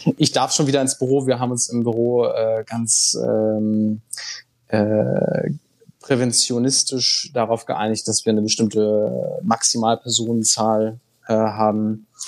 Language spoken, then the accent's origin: German; Bad Bramstedt, Schleswig-Holstein, Germany; also born or lived in Brussels; diese Heimatstadt, meine Heimatstadt, ist das ein Tourismusort?